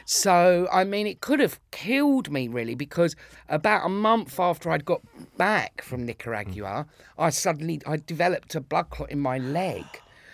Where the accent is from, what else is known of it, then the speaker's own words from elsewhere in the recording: Islington, London, United Kingdom; born there; No, I was born in Islington. I was born, there's a Royal Free Hospital in Hampstead, but it used to be on the Liverpool Road in Islington.